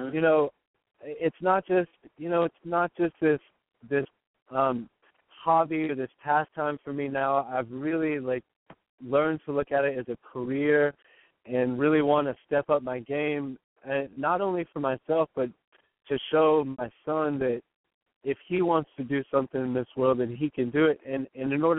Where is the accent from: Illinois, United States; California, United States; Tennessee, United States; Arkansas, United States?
Tennessee, United States; Nashville; I grew up in Nashville, you know, it's a little more conservative